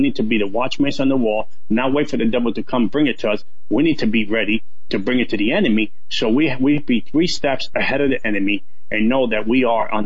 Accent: New York City, New York, United States; I grew up in the South Bronx

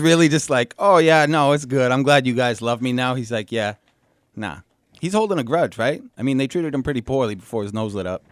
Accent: New Hampshire, United States; born or raised there

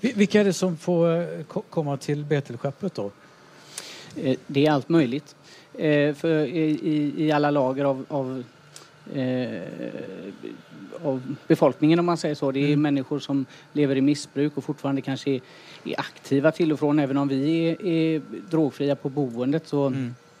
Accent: Västra Götaland, Sweden; Jag kommer från Åsarpsbygden

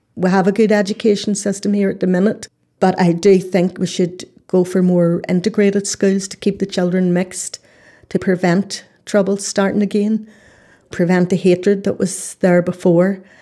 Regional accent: Northern Ireland, United Kingdom; I'm from Northern Ireland.

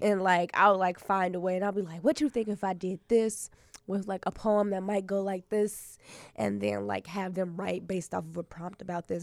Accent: Chicago, Illinois, United States; I'm a poet from Chicago, yeah. from the South Side, like South South Side

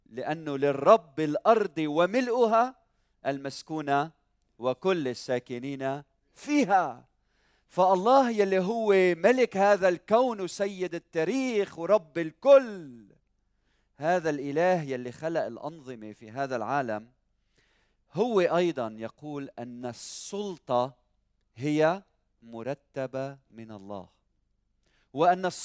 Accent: Lebanon; حتى ولو لبنان مريض حتى ولو بلادنا مريضة

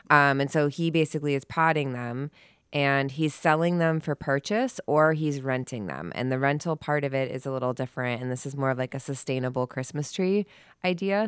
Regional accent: Chicago, Illinois, United States; I'm from Chicago

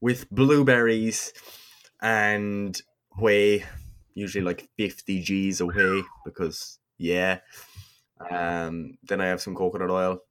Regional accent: Kerry, Munster, Ireland; I'm from Kerry, all right?

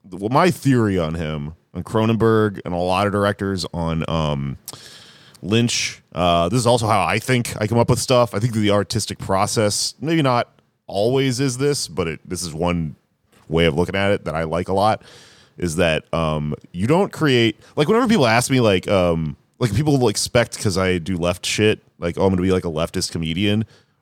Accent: South Korea; English is a second language; I'm from South Korea. It's a capitalist country.

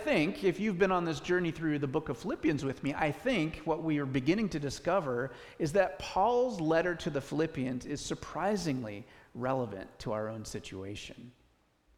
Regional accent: United States; as American people

